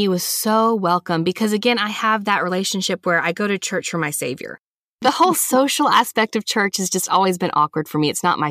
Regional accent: the South, United States; Like I said, growing up in the South, you know, getting a taste of so many other Christian denominations

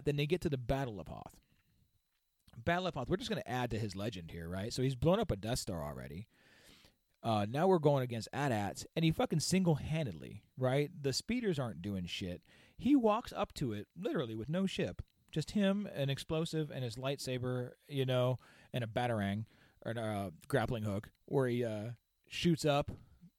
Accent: Victorville, California, United States; I grew up in Victorville, California

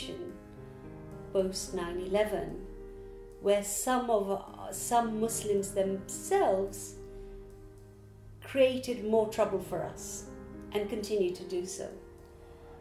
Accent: Kampala, Uganda; moved away as an adult; now in London, United Kingdom; I live in London, but I was born and raised in Kampala, Uganda, and I came to Britain when I was 23.

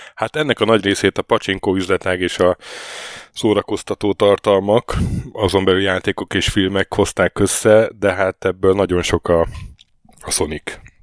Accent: Hungary; moved away; jöttem haza egy hétre

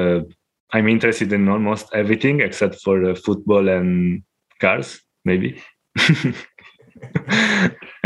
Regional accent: Italy; now in Spain; from Italy. Now living in Spain, and since many years

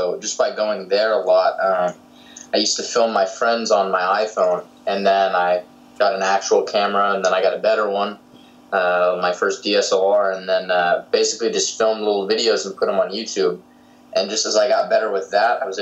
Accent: Southern California, United States; a filmmaker from Southern California, currently living

